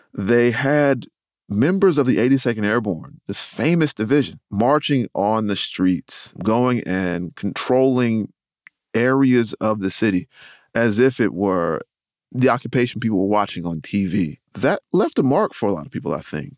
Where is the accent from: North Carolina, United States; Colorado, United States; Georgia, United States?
North Carolina, United States; Rocky Mount; I'm from Rocky Mountain, North Carolina